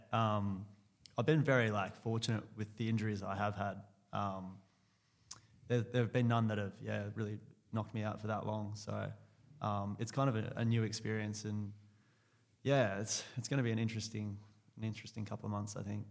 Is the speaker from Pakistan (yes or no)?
no; Clackline, Western Australia, Australia; also born or lived in Subiaco, Western Australia / Chidlow, Western Australia; I grew up actually out near Northam in, uh, in a place called Clachlon.